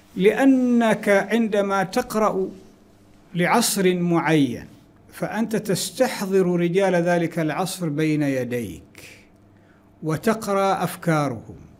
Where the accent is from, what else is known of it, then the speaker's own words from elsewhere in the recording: Wadi Mahram, Samail, Ad Dakhiliyah, Oman; moved away; also born or lived in Pemba, Tanzania; فقريتنا اسمها قرية السيح في وادي محر